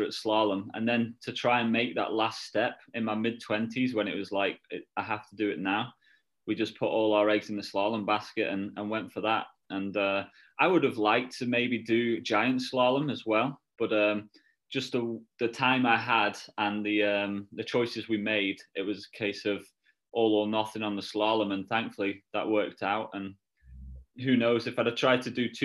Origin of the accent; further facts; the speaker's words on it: United Kingdom; as a Brit